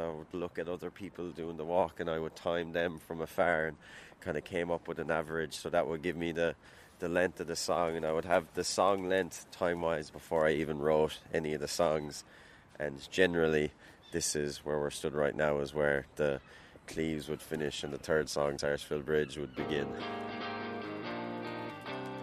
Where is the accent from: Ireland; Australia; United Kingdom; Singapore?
Ireland; Limerick, Munster; growing up in Limerick